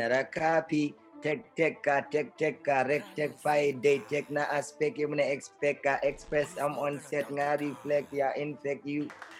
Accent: Brikama, West Coast Region, Gambia; I'm from Brikama

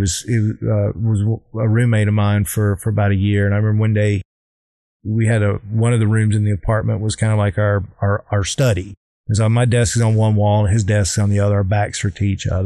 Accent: South Carolina, United States; I hated growing up in South Carolina

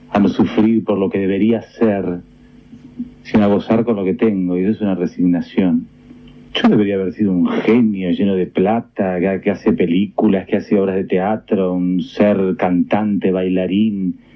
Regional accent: Argentina; soy contradictorio, soy argentino mucha honra

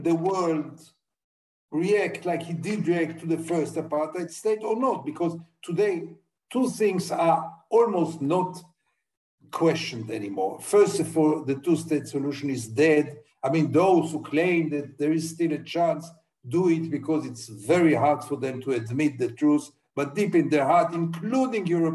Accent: Israel; I was brought up in Israel

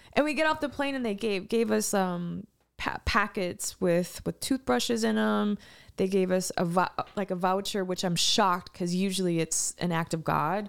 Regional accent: East Texas, United States; I grew up in East Te-, East Texas

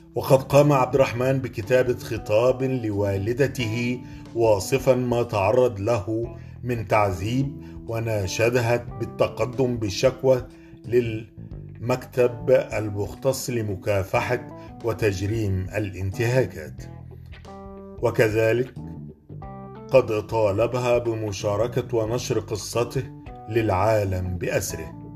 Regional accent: Egypt; أنا كمواطن مصري

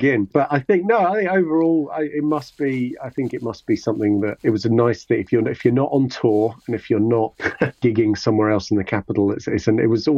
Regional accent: London, United Kingdom; I grew up in Hammersmith, which is it's a district of London

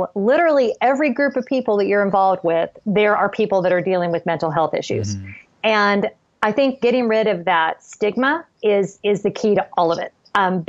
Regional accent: Southern California, United States; I grew up in Southern California

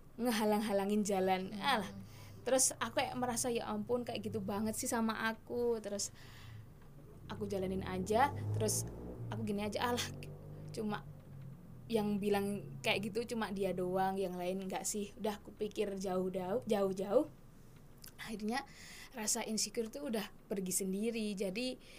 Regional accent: Bantul, Special Region of Yogyakarta, Indonesia; asal saya dari Bantul

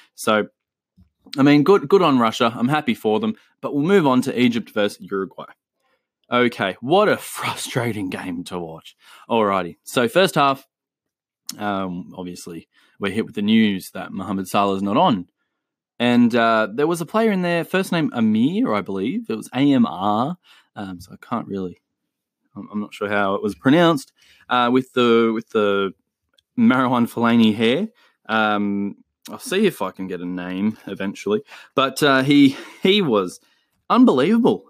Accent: Australia; also born or lived in Chile; me being Australian and, uh, giving you the Aussie influence

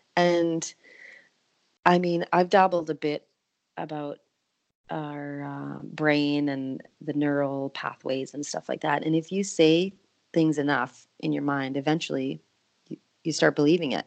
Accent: Canada; moved away as an adult; now in Nashville, United States; being a Canadian living in the US

